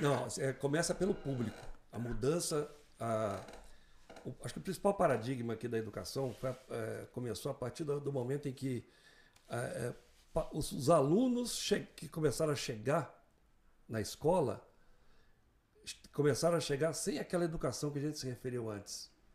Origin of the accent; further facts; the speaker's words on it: Mogi das Cruzes, São Paulo, Brazil; also born or lived in Vitória, Espírito Santo; Eu não sou de Mogi, mas vim para Mogi com menos de um ano de idade. Sou capixaba, sou de Vitória do Espírito Santo.